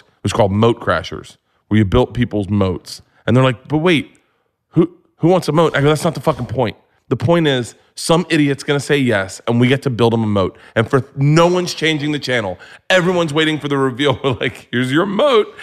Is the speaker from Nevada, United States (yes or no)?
no; Florida, United States; I grew up in Florida